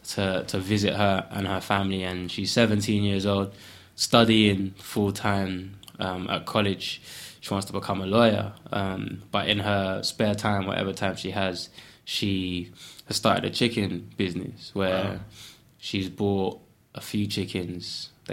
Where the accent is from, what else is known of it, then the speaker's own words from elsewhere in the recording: Ghana; now in United Kingdom; So for me, as a Westerner, effectively, I know I'm from Ghana originally, but someone coming from England saying, yo, like, here's a bit of money, it's kind of insulting.